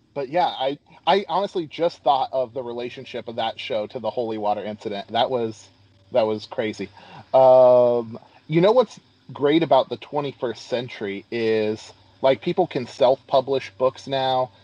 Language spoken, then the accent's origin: English; Moscow, Idaho, United States; also born or lived in Clarkston / Lewis Clark Valley; I am an Idaho native, uh, born and raised in Moscow